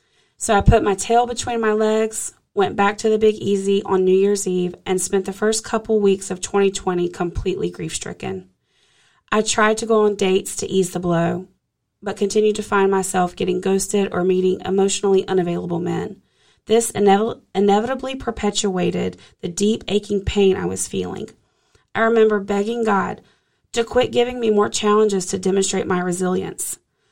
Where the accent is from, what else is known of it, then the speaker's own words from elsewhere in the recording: Charlotte, North Carolina, United States; I was visiting my hometown, Charlotte, North Carolina, for the holidays after working remotely in New Orleans for a few months